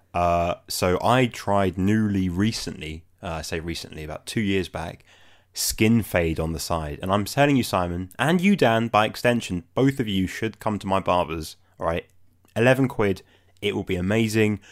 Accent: London, United Kingdom; I'm from London

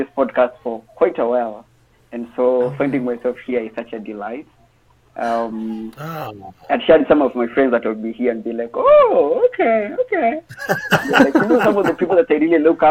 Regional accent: Kenya; Born and raised in Africa, Kenya

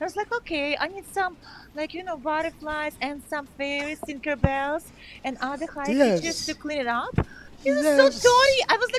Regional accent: Ukraine; moved away; sometimes I speak a little bit Russian because I'm from Ukraine

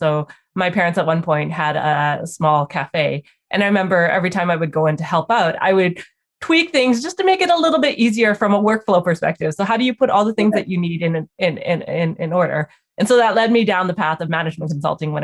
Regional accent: Vancouver, British Columbia, Canada; also born or lived in Calgary, Canada / Toronto, Canada; we moved to Vancouver, and I've grown up in Vancouver since

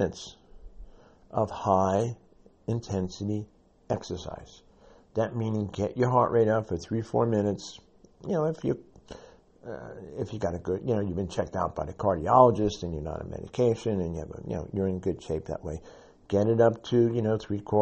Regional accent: New York City, New York, United States; I'm a New Yorker and from the South Bronx

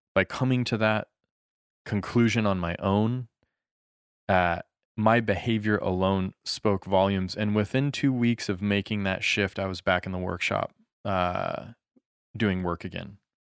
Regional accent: United States; moved away; also born or lived in Japan; as an American

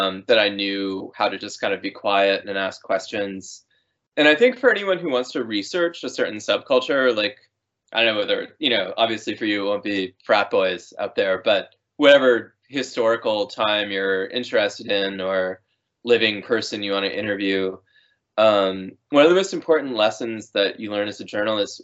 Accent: Amherst, Massachusetts, United States; I grew up in Amherst, Massachusetts

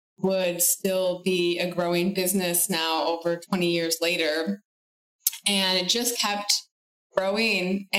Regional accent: Michigan, United States; I grew up in Michigan and my family originated from Italy

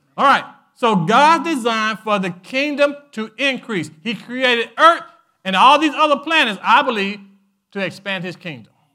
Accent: United States; I was born in America

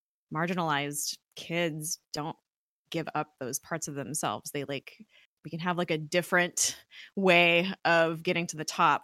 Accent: Los Angeles, California, United States; I grew up in Los Angeles

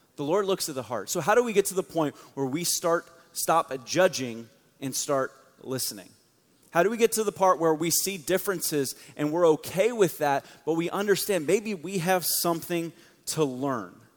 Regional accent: South Florida, United States; I grew up in South Florida

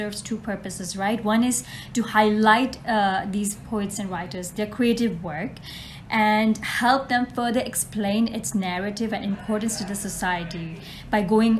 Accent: Dubai, United Arab Emirates; I'm born and raised in Dubai

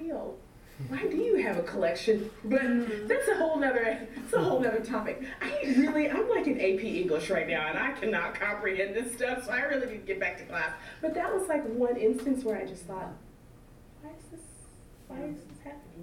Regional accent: South Central Kentucky, United States; moved away as an adult; also born or lived in East St. Louis; I grew up in Kentucky. That's all I know is Kentucky.

